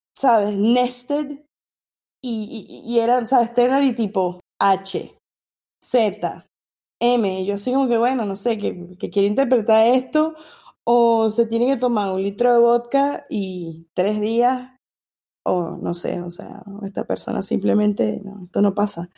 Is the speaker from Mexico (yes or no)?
no; Venezuela; now in United States; soy venezolana, vivo en Estados Unidos